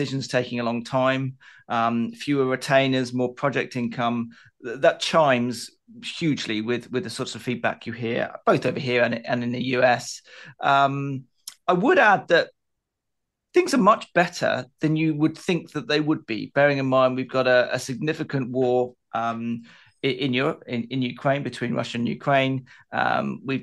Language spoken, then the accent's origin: English; United Kingdom; as a Brit